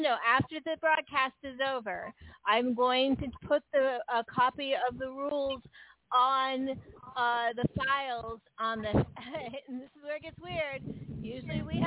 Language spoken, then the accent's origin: English; San Francisco, California, United States; now in the South, United States; I grew up in San Francisco.